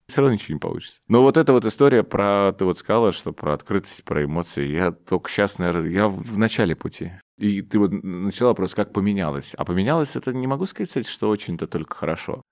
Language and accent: Russian; Omsk, Omsk Oblast, Russia; moved away; в мой родной город, в Омск